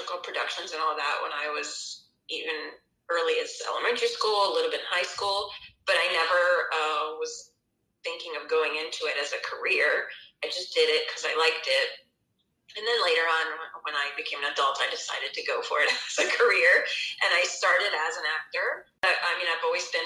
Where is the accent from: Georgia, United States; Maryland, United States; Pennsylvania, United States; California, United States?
Georgia, United States; Atlanta; moved away; also born or lived in Israel; I'm from Atlanta, Georgia, USA, but I also lived many years in Israel, so I'm kind of a Mer-Israeli or Isra-American